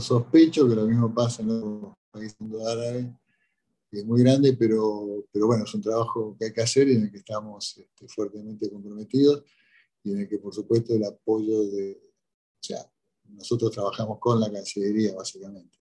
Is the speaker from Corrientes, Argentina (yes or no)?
yes; Corrientes, Argentina; now in Egypt; yo soy correntino, ¿no? yo nací en Corrientes